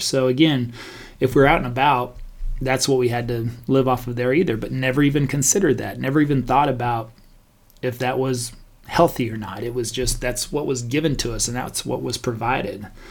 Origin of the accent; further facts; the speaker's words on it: Stephenville, Texas, United States; growing up in Stephenville, Texas, very small country town